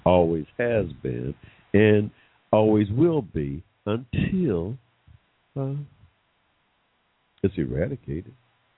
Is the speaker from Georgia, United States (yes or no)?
yes; Georgia, United States; here in my home state of Georgia